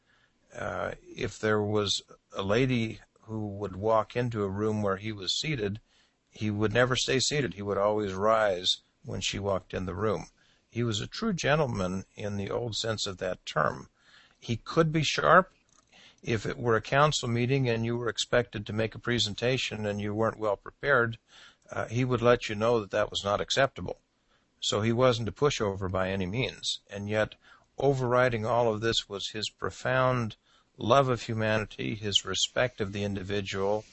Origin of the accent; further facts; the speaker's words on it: Los Angeles, California, United States; I grew up in Los Angeles